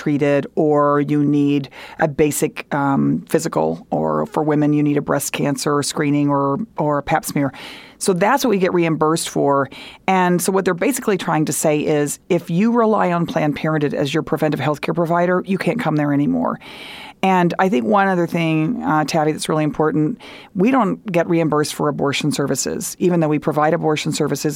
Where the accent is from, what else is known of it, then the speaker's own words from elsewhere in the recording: Texas, United States; moved away; I grew up in Texas